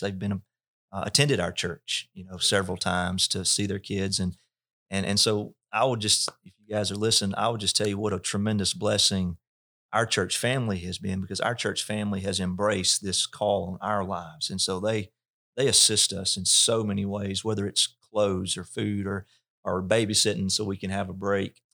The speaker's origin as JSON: {"language": "English", "region": "North Mississippi", "country": "United States", "tie": "born or raised there", "said": "I was raised in North Mississippi"}